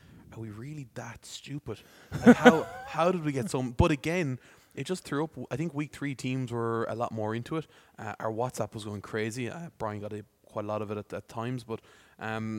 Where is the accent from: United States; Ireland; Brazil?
Ireland; we're Irish